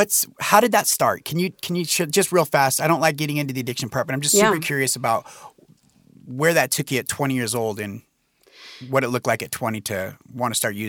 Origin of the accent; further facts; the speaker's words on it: Medford, Oregon, United States; we're both from Medford